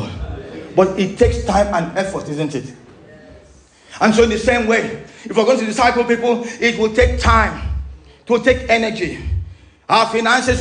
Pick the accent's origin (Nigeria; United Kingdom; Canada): Nigeria; Oron, Akwa Ibom; my hometown, Oron, is a fishing port.